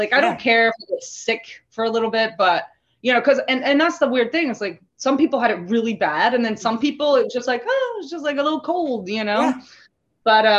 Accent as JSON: {"language": "English", "country": "Canada", "said": "And you're like, oh, you're Canadian. I'm like, yes, I am Canadian. During the Trump regime, I was like, yeah, I'm totally Canadian."}